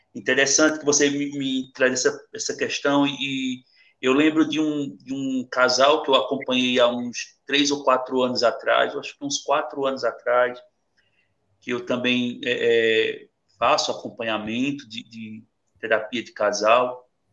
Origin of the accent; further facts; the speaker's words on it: Itaquitinga, Pernambuco, Brazil; also born or lived in Vila do Socorro; eu sou de Itaquaritinga, do norte, eu moro, minha família é, mora aqui em Vila do Socorro